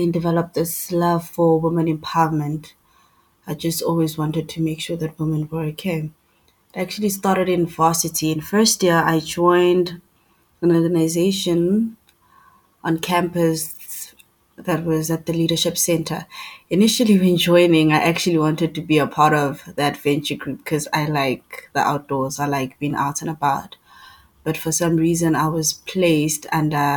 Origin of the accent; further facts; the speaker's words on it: East Rand, Gauteng, South Africa; I'm from the East Rand.